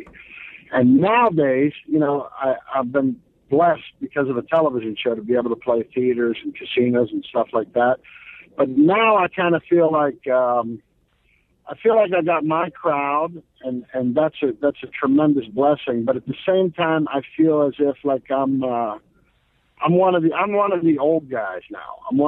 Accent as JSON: {"language": "English", "town": "Pittsburgh", "region": "Pennsylvania", "country": "United States", "tie": "born or raised there", "moved": "yes", "said": "I had gone back to Pittsburgh to play my hometown for the first time"}